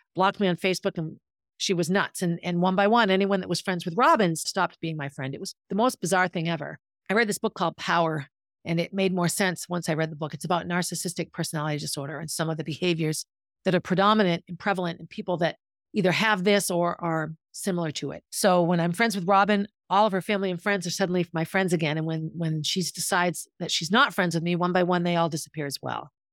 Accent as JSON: {"language": "English", "town": "Concord", "country": "United States", "tie": "born or raised there"}